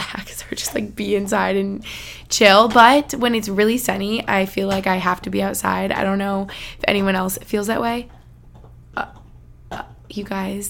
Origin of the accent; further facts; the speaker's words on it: United States; moved away; also born or lived in Albany, New York / Boston, Massachusetts; where I grew up in Albany or in Boston